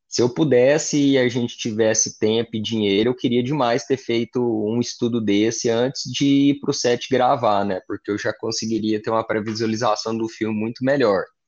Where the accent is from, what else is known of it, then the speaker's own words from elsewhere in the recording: Goiás, Brazil; eu cresci em Goiás